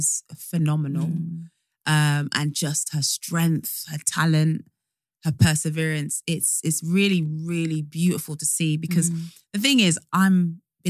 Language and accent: English; Northampton, East Midlands, United Kingdom; I'm from Northampton